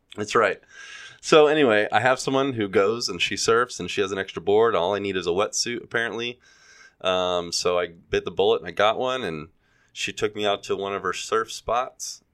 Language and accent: English; Gulf Coast, United States; now in California, United States; I grew up on the Gulf Coast